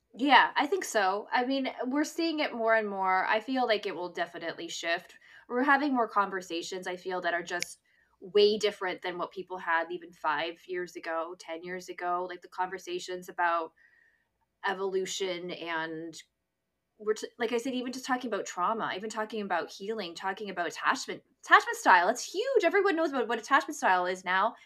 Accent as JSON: {"language": "English", "area": "near Toronto", "region": "Ontario", "country": "Canada", "tie": "born or raised there", "also_born_or_lived": "east coast of Canada", "moved": "as an adult", "lives_now": "Vancouver, Canada", "said": "I was living in my hometown and, uh, um, near Toronto"}